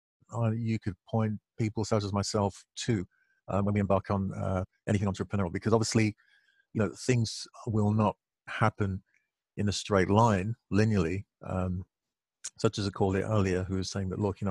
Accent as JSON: {"language": "English", "region": "London", "country": "United Kingdom", "said": "I'm from London, UK. That's where I'm from"}